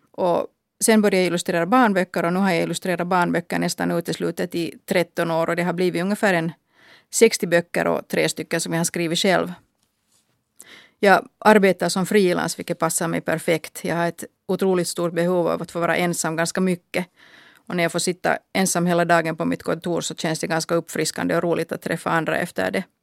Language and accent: Swedish; Finland; No, det berodde förstås på att jag är svenskspråkig. De kallade mig för Hurri och de tyckte att jag skulle kunna fara tillbaka till Sverige.